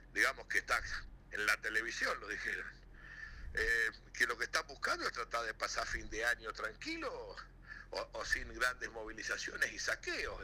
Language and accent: Spanish; Río Gallegos, Santa Cruz, Argentina; porque en mi pueblo había una UTN. Porque yo pude estudiar y me recibí con dos trabajos y dos pibes